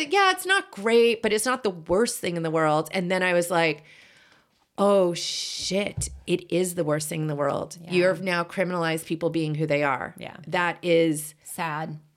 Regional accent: Boston, Massachusetts, United States; so I grew up in Boston and I don't think I ever had an accent, even though both my parents have accents.

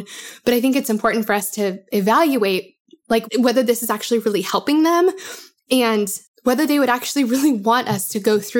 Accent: Denver, Colorado, United States; now in Nashville, United States; I am from Denver, as you guys have probably heard me say, but I live in Nashville.

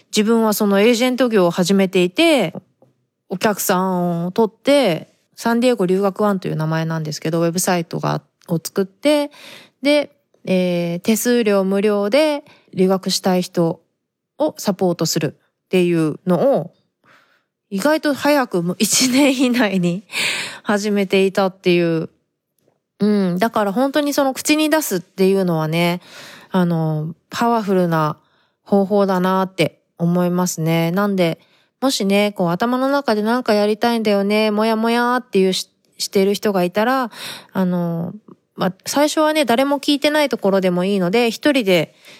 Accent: Japan; moved away as an adult; now in San Diego, United States; 生まれ育ちは日本だから

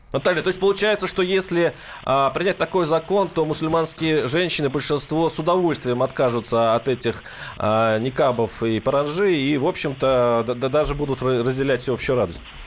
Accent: Mordovia, Russia; Я сам из Мордовии

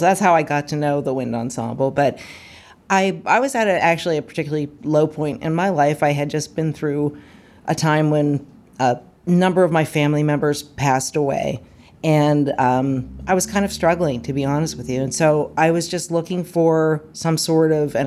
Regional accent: Moon Township, Pennsylvania, United States; moved away as an adult; now in Hopewell, United States; I'm originally from Moon Township, is where I grew up, and I live in Hopewell now.

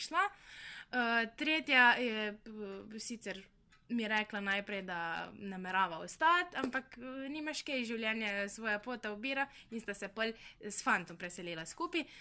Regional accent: Brežice, Slovenia; moved away as an adult; dosta oddaljena sem, ker sem iz Brežic

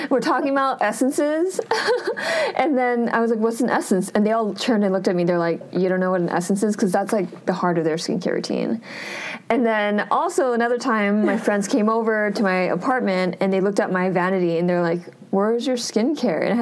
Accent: California, United States; we're both from California, so it's pretty crazy to have met halfway across the world in Korea.

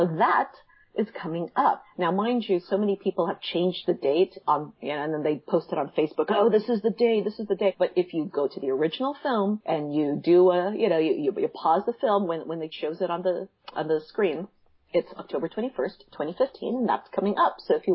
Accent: Puente Hills, California, United States; my hometown has in Puente Hills

